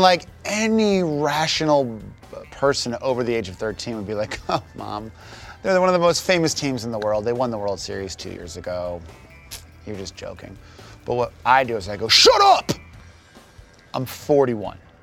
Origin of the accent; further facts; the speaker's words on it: Chicago, Illinois, United States; we grew up right near Wrigley Fields